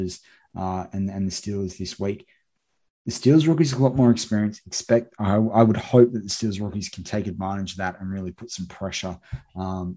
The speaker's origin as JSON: {"language": "English", "country": "Australia", "said": "I'm obviously an Australian"}